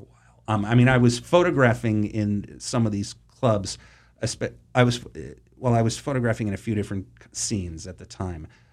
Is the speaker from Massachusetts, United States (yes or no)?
yes; Boston, Massachusetts, United States; I grew up in Boston, or the suburbs of Boston